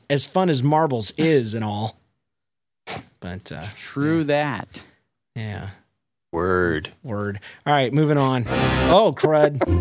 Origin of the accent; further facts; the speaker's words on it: Palm Harbor, Florida, United States; I'm from Palm Harbor, Florida.